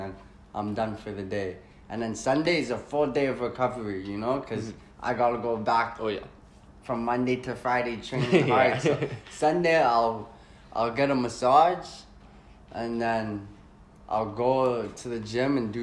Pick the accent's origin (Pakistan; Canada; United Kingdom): Canada; growing up in Canada